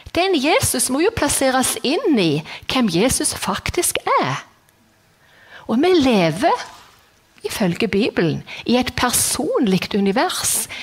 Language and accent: Norwegian; Jæren, Rogaland, Norway; moved away as an adult; now in Kristiansand, Norway; jeg er jærbu, og Bryne er best